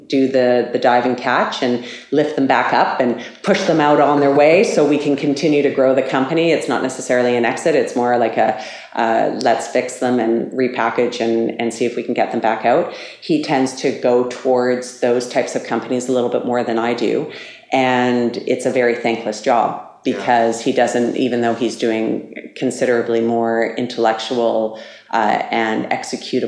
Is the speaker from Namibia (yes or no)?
no; Canada; also born or lived in Switzerland; we're both Canadian